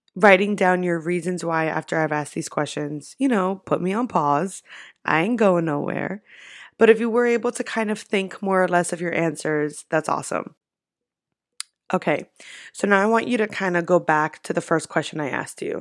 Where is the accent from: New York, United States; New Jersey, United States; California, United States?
New York, United States; I'm from New York